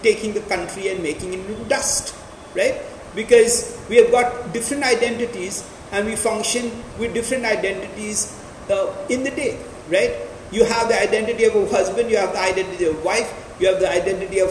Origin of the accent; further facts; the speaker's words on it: India; I'm still talked about as an Indian